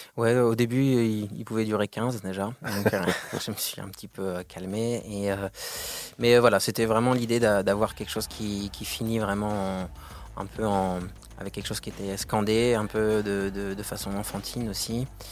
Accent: Lannion, Brittany, France; moved away; also born or lived in Paris; je suis originaire de Lannion, euh, dans les Côtes d'Armor

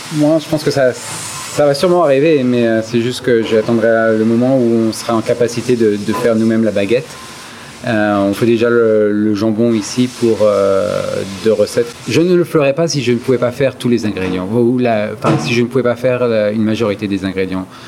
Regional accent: France; moved away as an adult; now in United States; c'est là d'où je viens

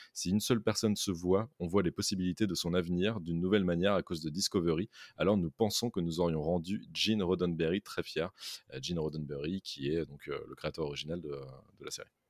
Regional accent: France; chez nous, en France

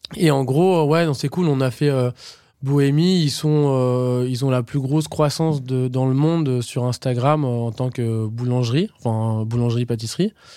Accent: Normandy, France; je viens de Normandie

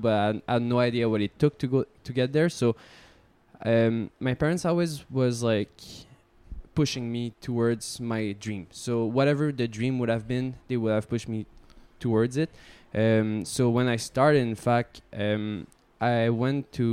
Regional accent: Montreal, Quebec, Canada; I was from Montreal

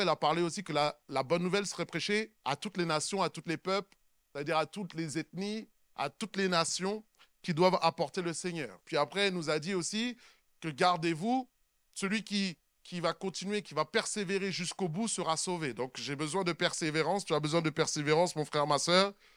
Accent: Sainte-Anne, Guadeloupe; moi je suis de Sainte-Anne

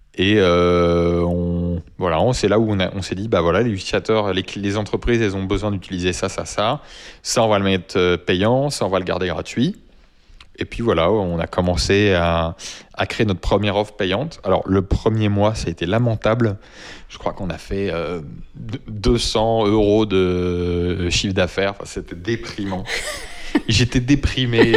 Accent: France; first language French; On parle juste dans notre langue natale

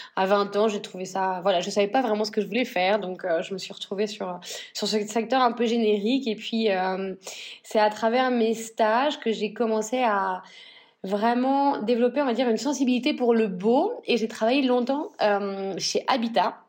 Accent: northern France, France; moved away as an adult; also born or lived in Paris / London; now in Spain; je viens donc du nord de la France et mes deux familles viennent de l'industrie textile

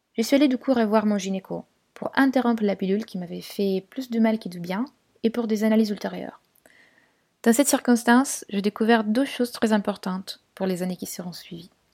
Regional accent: Turin, Piedmont, Italy; French is a second language; moved away as an adult; also born or lived in London; now in Paris, France; à Turin, ma ville natale.

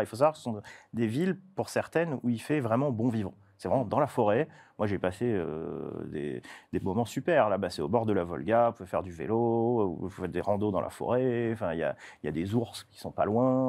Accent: Toulon, Provence-Alpes-Côte d'Azur, France; chez moi, je viens de Toulon

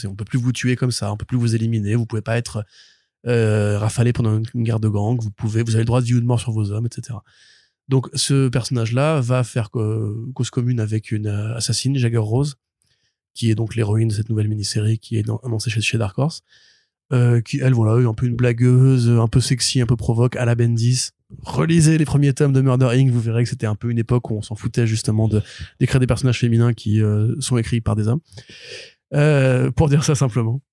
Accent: France; on est français

